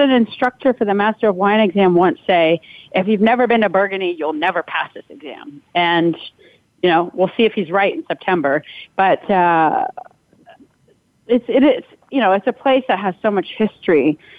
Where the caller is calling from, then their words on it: New York, United States; I'm calling in from the Catskills up in New York State right now